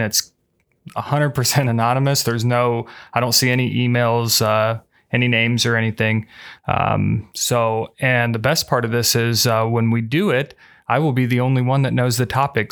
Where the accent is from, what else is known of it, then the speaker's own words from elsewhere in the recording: Muncie, Indiana, United States; I'm, I'm originally from Indiana